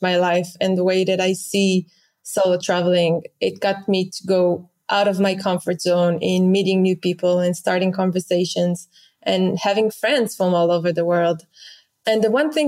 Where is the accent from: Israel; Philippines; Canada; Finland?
Israel; moved away as an adult; I grew up in Israel